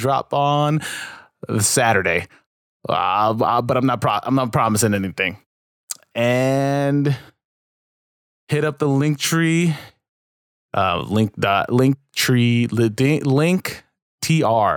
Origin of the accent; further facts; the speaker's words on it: New York City, New York, United States; in my hometown of New York